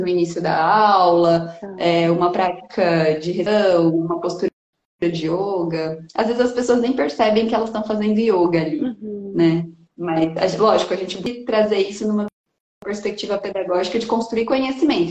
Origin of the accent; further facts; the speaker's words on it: Bauru, São Paulo, Brazil; moved away as an adult; now in Piracicaba, Brazil; Eu nasci em Bauru, no interior de São Paulo, e vim para Piracicaba com 18 anos